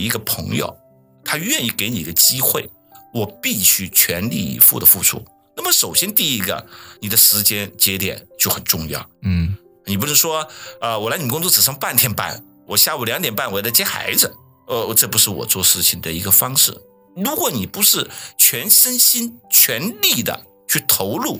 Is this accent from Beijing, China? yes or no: no; Guangzhou, Guangdong, China; moved away; 毕竟我们来自于制造大省广东嘛，广州嘛